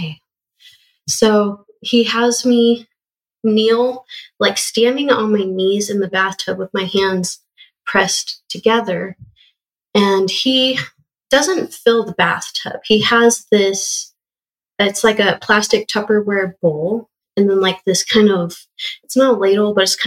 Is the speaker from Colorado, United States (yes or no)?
yes; Western Colorado, United States; I grew up in Western Colorado